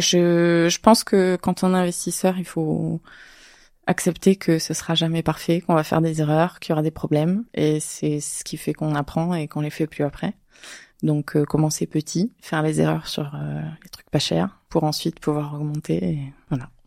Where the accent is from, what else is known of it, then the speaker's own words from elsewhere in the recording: Avignon, Provence-Alpes-Côte d'Azur, France; je suis d'Avignon